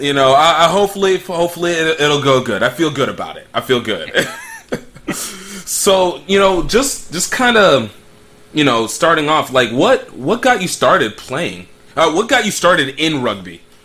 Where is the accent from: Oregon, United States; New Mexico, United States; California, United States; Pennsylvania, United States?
Pennsylvania, United States; central; my origination is from like Pennsylvania, so I get like the the whole central Pennsylvania kind of slow college town. I'm a college brat